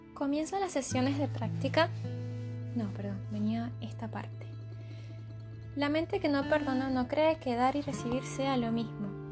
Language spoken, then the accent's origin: Spanish; Caracas, Capital District, Venezuela; moved away; Yo vengo de Caracas, una ciudad en constante caos.